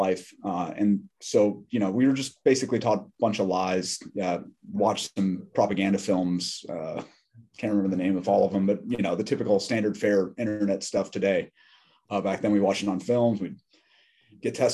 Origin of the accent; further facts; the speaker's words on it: Scottsdale, Arizona, United States; now in Durham, United States; I'm originally from Scottsdale, Arizona, so out west